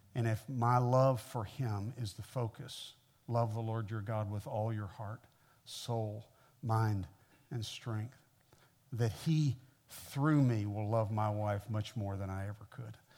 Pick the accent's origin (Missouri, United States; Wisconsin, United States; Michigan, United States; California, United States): Missouri, United States; Kansas City; moved away as an adult; now in Mississippi, United States; I grew up in the Midwest. I grew up in Kansas City, uh, Missouri